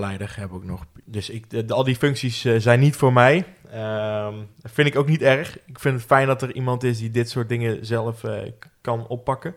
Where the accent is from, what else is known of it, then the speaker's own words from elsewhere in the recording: Roosendaal, North Brabant, Netherlands; Geboren en getogen in Roosendaal